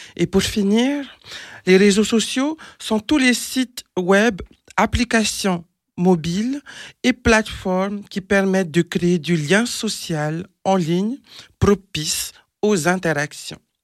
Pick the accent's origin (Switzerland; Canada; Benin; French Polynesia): French Polynesia; moved away; je suis originaire de Tahiti, en Polynésie française